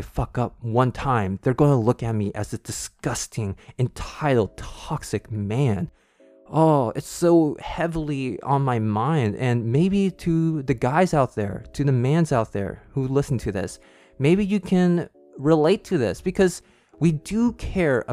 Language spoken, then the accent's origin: English; California, United States; growing up in the United States or just in California and having a white dad